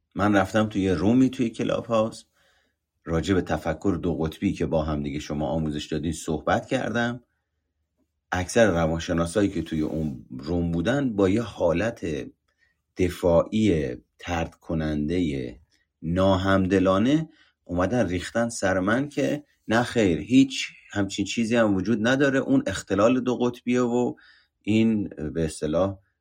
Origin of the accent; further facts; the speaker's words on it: Iran; ایرانی بودنم انتصابی بودنمه به واسطه اینه که توی ایران به دنیا اومدم